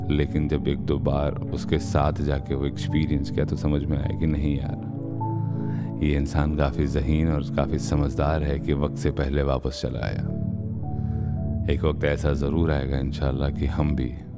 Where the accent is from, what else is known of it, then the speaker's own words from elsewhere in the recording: Varanasi, Uttar Pradesh, India; accent: Banarasi; moved away; हमारी जुबान बनारस की जुबान है